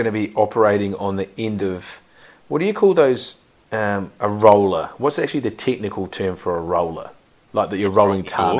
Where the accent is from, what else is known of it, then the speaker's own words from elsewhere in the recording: New Zealand; I'm a Kiwi